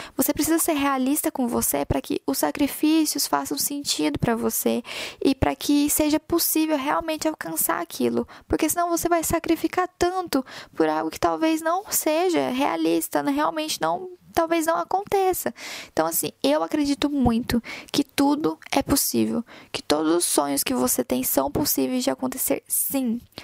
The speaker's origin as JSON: {"language": "Portuguese", "town": "Goiânia", "region": "Goiás", "country": "Brazil", "moved": "as an adult", "lives_now": "Ireland", "said": "eu saí de Goiânia, lá do meio do Brasil, lá no meio de Goiás"}